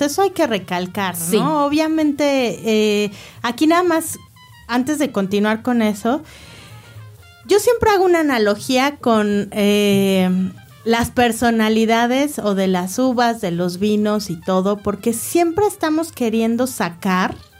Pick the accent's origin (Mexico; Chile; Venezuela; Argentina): Mexico; obviamente somos mexicanos